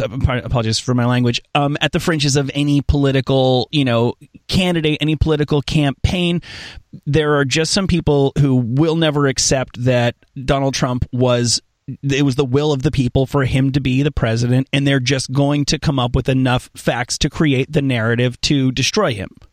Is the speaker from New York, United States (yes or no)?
yes; New York, United States; I'm, I'm from New York.